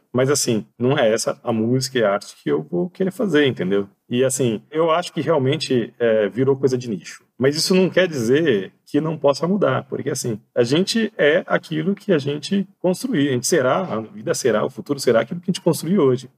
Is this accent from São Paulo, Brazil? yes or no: yes; São Paulo, Brazil; nós somos de São Paulo, né, cidade de São Paulo